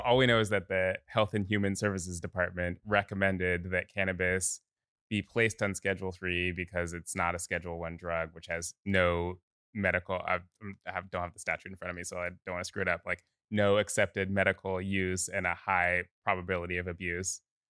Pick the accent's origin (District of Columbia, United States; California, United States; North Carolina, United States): California, United States; Oakland; Yeah, I live 2 miles from where I grew up